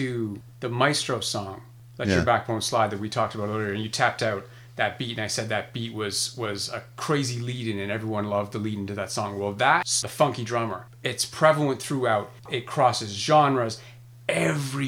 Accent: Toronto, Ontario, Canada; growing up in Scarborough. And Scarborough had a reputation of being sort of a rough suburb of Toronto.

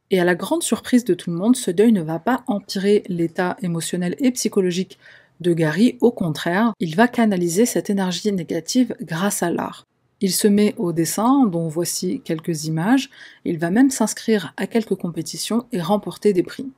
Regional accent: Algeria; je suis une Algérienne

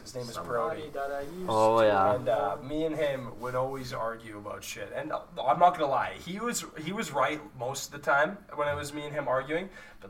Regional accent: Manitoba, Canada; Especially when I'm driving from like my hometown to Winnipeg. It's like an hour and a half.

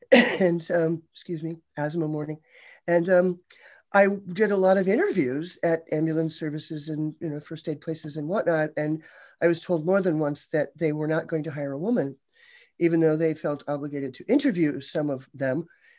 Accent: Ohio, United States; So close, Ohio.

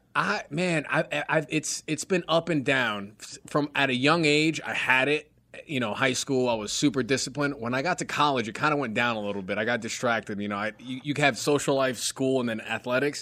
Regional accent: New York, United States; moved away as an adult; also born or lived in Greensboro, North Carolina; growing up in New York, which is just its own place in itself. And I grew up in very, like, uh, you know, inner, like, inner city type neighborhood

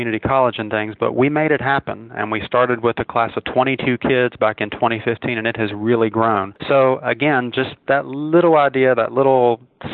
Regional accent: Charleston, West Virginia, United States; moved away; I am born and raised in Charleston, West Virginia, so I am definitely a transplant. My voice usually gives that away to people

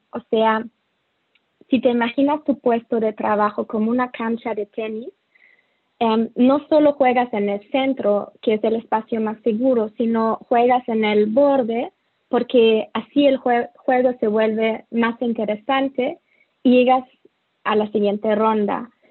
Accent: Germany; Spanish is a second language; moved away; also born or lived in Mexico City, Mexico / Latin America; soy alemana

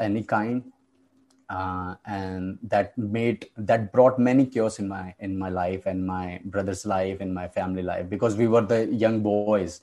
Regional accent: India; I come from India.

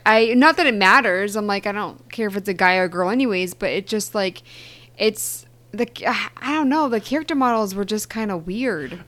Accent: Eastern Massachusetts, United States; I'm from Eastern Mass

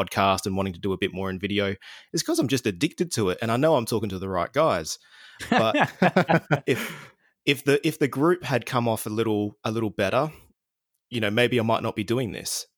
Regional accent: Adelaide, South Australia, Australia; here in Adelaide, in my hometown

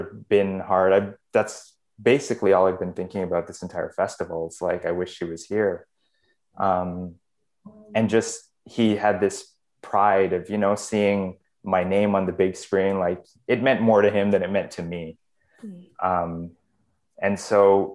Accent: Canada; I was born in Canada.

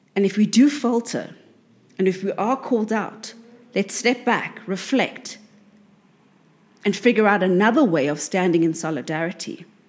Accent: South Africa; South Africa, because this is the, the, the, my home country

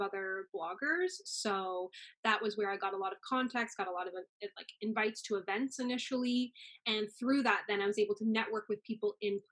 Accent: Newfoundland and Labrador, Canada; moved away as an adult; now in Toronto, Canada; Growing up in Newfoundland, there was no one who looked like me

